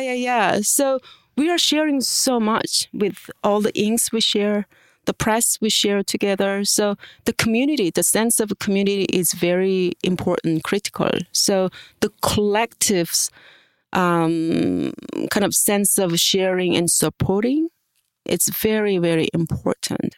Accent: South Korea; moved away; I am international professor here, and I was born in Korea and studied in um, different countries

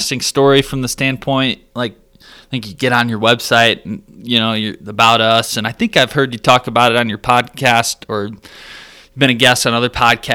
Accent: Michigan, United States; small farm town in Michigan, I think I grew up in a town of like 1,000 people

